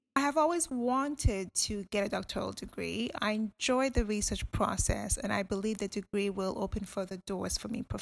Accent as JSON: {"language": "English", "country": "Ghana", "moved": "yes", "lives_now": "United Kingdom", "said": "I'm from Ghana, and I'm currently based here"}